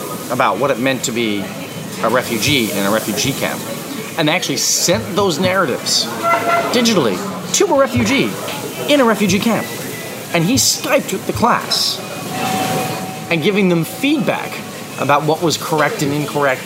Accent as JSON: {"language": "English", "country": "Canada", "said": "we're Canadian"}